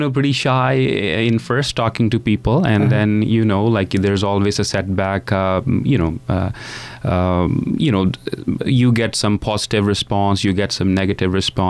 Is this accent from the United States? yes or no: no; India; moved away as an adult; now in Canada; I came from India. Yeah. Yes, I was in India.